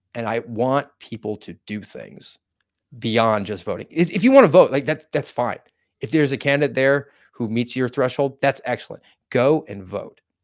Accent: Volusia County, Florida, United States; I hail from Volusia County, Florida

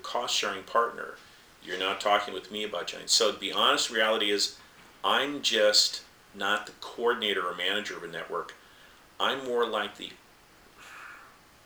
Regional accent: the American West, United States; when I was a young man growing up in the West

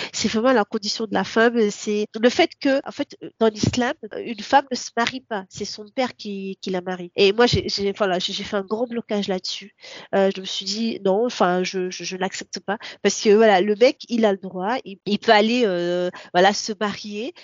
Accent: Comoros; first language Comorian; French is a second language; now in France; je viens des, des Comores. Donc d'une des trois îles qui sont officiellement des îles comoriennes. Mon enfance, bah, comme je l'ai dit tout au début, euh, c'est rythmé par euh, bah, l'école coranique

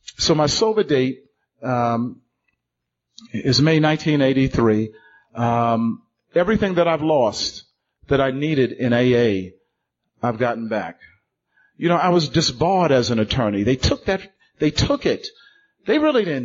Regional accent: New York City, New York, United States; I'm from Brooklyn

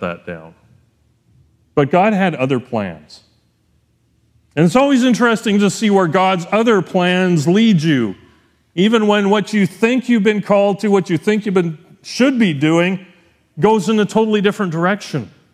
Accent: Canada; as a Canadian citizen, I gotta pay double the tuition, 'cause it's in the States

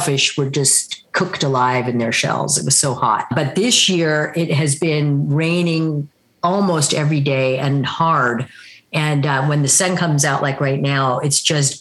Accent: Pacific Northwest, Washington, United States; I come from the Lummi and Tsleil-Waututh peoples in the Pacific Northwest, the state of Washington

